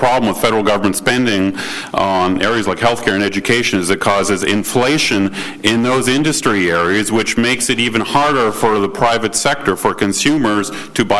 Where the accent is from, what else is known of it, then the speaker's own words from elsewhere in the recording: Canada; moved away as an adult; now in United States; I grew up in Canada. I'm an immigrant here 20 years ago